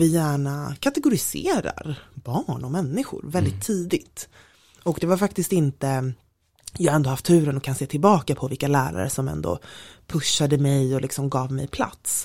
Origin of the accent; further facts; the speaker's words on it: Stockholm, Stockholm County, Sweden; also born or lived in London; jag är från Stockholm som man mm. hör väldigt tydligt